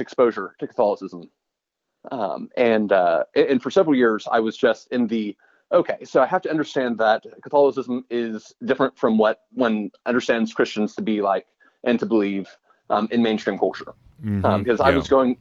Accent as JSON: {"language": "English", "town": "Austin", "region": "Texas", "country": "United States", "tie": "born or raised there", "said": "I grew up in Austin, Texas"}